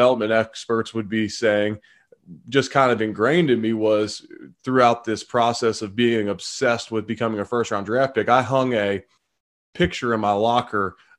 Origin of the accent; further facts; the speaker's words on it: Cincinnati, Ohio, United States; I'm originally from Cincinnati.